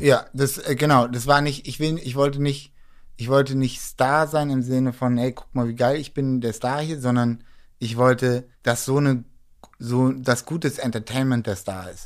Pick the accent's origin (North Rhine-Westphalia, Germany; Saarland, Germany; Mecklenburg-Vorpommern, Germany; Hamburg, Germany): Hamburg, Germany; moved away as an adult; now in Berlin, Germany; als Hamburger